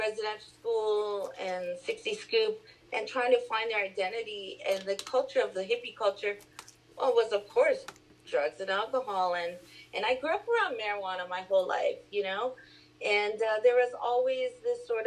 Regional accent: Vancouver, British Columbia, Canada; also born or lived in Port Hardy, British Columbia; I grew up here in East Vancouver

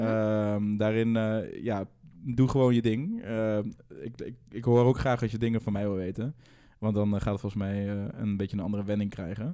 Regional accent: Netherlands; Uit een dorp in, eh, in de buurt van Gelderland. En eh, nou, ik ben in een dorp opgegroeid

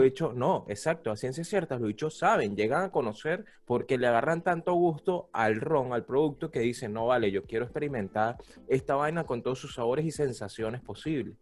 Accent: Aragua, Venezuela; Yo nací en Aragua

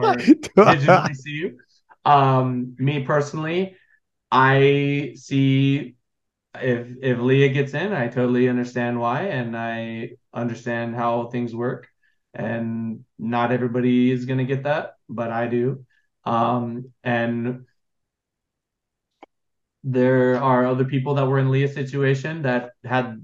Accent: Los Angeles, California, United States; my family, I'm from Los Angeles

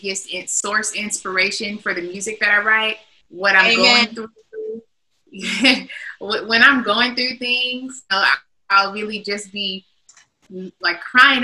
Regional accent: Long Beach, California, United States; now in Las Vegas, United States; I'm from Long Beach, California, and my family, we all sing

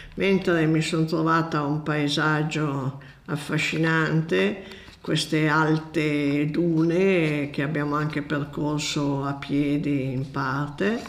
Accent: Borgomanero, Piedmont, Italy; also born or lived in Bolzano Novarese; sono nata a Borgomanero in Piemonte.

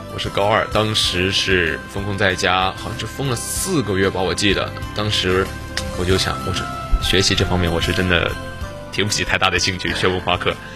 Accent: Henan, China; moved away; 因为我本身我是河南人嘛，我嗯。我自认为啊，我嗯。是属于北方人，因为河南其实是地处中原

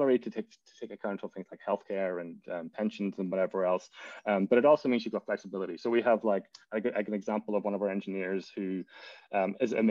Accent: Donegal, Ulster, Ireland; moved away as an adult; also born or lived in Cardiff, Wales; now in New York City, United States; I'm from Donegal. Donegal town. I lived there until, you know, went to secondary school, or what, the tech, Abbey Vocational School

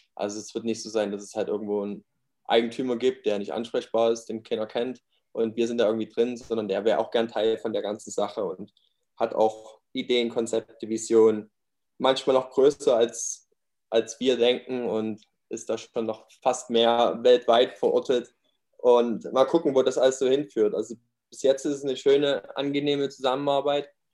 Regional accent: near Leipzig, Saxony, Germany; Ich bin auch aus der Nähe von, in der Nähe von Leipzig aufgewachsen, in der Kleinstadt

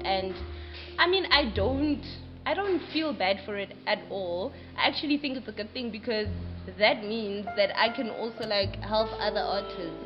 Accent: Pretoria, Gauteng, South Africa; now in Johannesburg, South Africa; I'm originally from Pretoria moved to Joburg

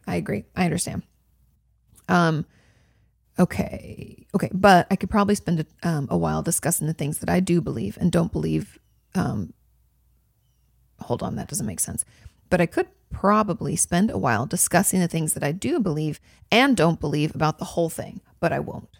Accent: California, United States; moved away as an adult; now in Texas, United States; I'm from California

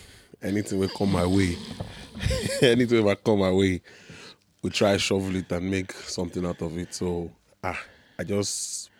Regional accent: Bariga, Lagos, Nigeria; also born or lived in Enugu; Then I think when I was like 6 months, we moved and stayed in Bariga all my life.

